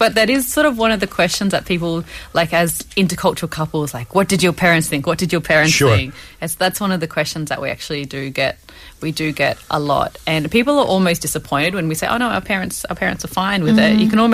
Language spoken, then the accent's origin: English; Australia; now in Korea; I'm from Australia